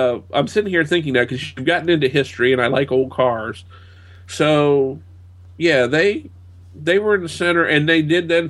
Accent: United States; I'm an American

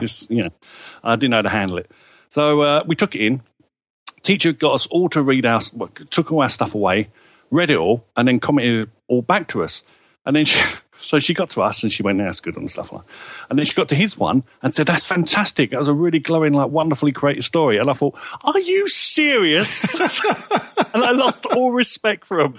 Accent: England, United Kingdom; I'm an Englishman.

